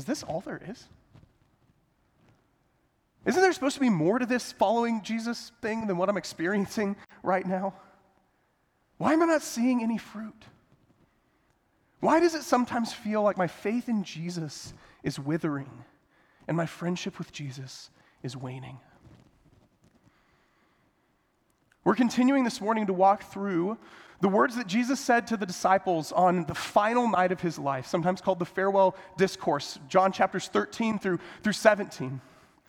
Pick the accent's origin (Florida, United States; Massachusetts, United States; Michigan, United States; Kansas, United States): Kansas, United States; Sterling; I actually grew up in a town called Sterling, Kansas, right in the middle of Kansas